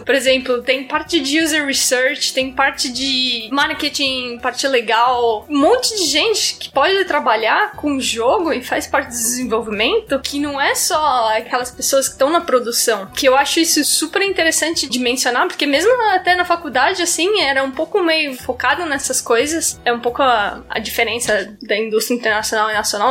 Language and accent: Portuguese; São Paulo, Brazil; moved away; Eu sou de São Paulo originalmente